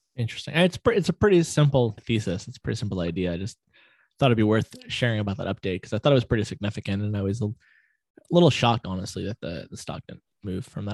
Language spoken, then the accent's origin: English; Florida, United States; growing up in Florida, we had the monkey jungle